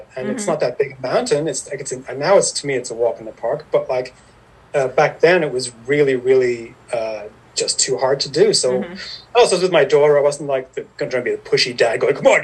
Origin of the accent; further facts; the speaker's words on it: Ireland; moved away as an adult; also born or lived in New York City; now in Catskills, United States; I grew up in Ireland. I'm Irish, so I grew up in Ireland until about, I was born in 1970. I grew up there. I stayed there until I was in 1996.